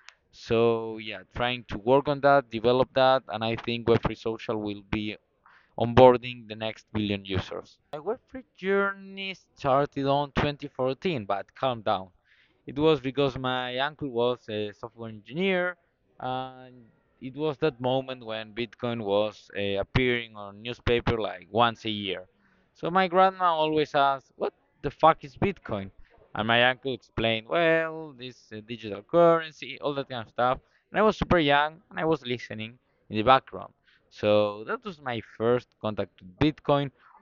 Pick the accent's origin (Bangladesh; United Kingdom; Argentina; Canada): Argentina; I'm from Argentina.